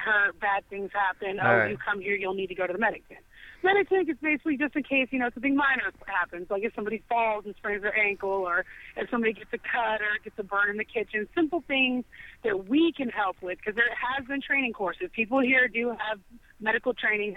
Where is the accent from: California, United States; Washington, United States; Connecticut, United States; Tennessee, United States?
California, United States; moved away as an adult; now in Worcester, United States; I'm from California